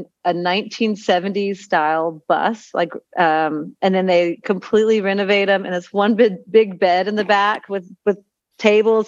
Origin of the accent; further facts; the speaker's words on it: Texas, United States; moved away as an adult; also born or lived in Utah / Costa Rica; now in Panama; I was born in Texas